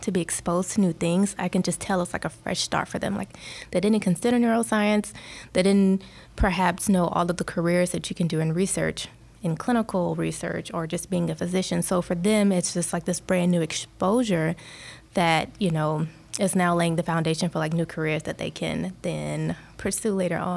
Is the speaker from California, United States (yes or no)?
no; Atlanta, Georgia, United States; moved away as an adult; I'm from Atlanta. I just moved here